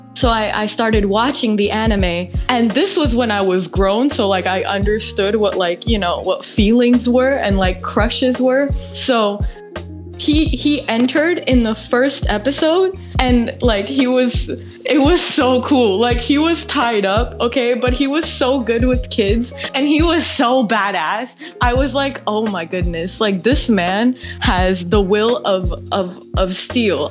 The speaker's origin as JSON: {"language": "English", "country": "India", "tie": "born or raised there", "moved": "yes", "said": "I was born in India"}